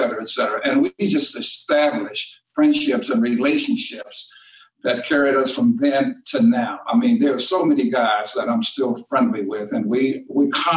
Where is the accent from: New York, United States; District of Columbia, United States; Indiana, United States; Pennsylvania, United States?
District of Columbia, United States; Washington; moved away as an adult; also born or lived in Detroit, Michigan; I grew up in Washington, D.C., and basketball was the game.